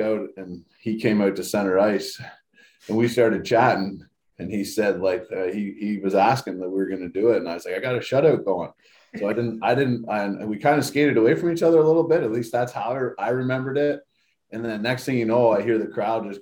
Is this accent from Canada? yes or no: yes; Blyth, Ontario, Canada; I'm from Blythe, just about an hour north of London.